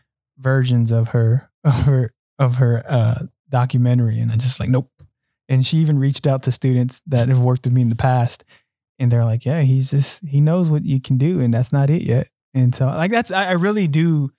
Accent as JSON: {"language": "English", "region": "Hawaii", "country": "United States", "tie": "born or raised there", "also_born_or_lived": "Arizona", "said": "I grew up in Hawaii and Arizona."}